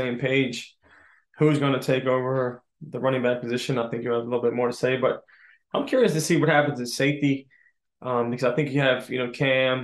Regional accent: Pittsburgh, Pennsylvania, United States; also born or lived in Philadelphia, United States; we came to Pittsburgh, my hometown

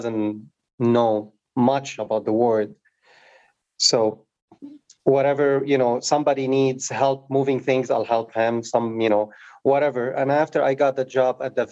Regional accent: Beirut, Beirut Governorate, Lebanon; also born or lived in Africa / France; now in United States; I, you know, grew up in Beirut, during the war

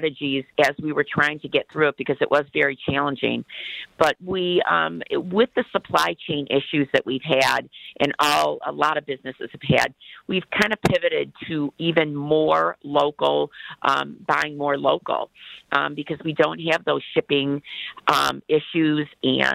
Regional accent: Detroit, Michigan, United States; We were raised in the Detroit area

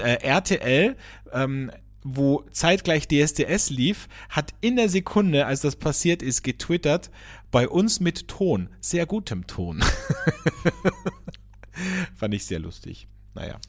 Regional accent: Austria; hier bei uns in Österreich

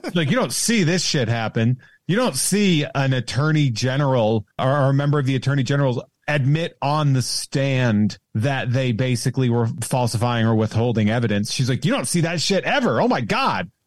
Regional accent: Central Massachusetts, United States; I'm from Central Massachusetts

